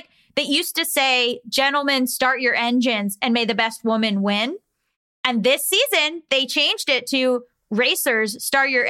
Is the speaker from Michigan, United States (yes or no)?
no; Florida, United States; now in North Hollywood, United States; I come from Florida